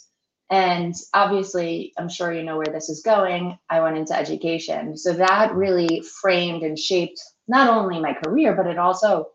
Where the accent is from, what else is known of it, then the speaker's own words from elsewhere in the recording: Melville, New York, United States; moved away as an adult; now in Florida, United States; born and raised on Long Island in the Mineola Hospital. I lived in Melville, Long Island, New York, until I moved to Florida, which was 6.5 years ago